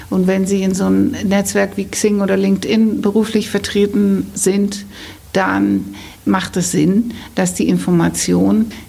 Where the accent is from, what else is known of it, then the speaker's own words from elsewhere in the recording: Netherlands; now in Hamburg, Germany; weil ich immer erzähle, ich bin Holländerin und ich bin Karriereberaterin in Hamburg.